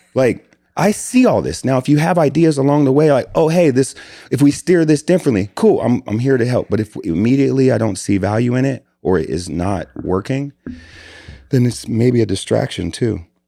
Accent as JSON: {"language": "English", "town": "Des Moines", "region": "Iowa", "country": "United States", "tie": "born or raised there", "said": "born and raised in Des Moines, Iowa."}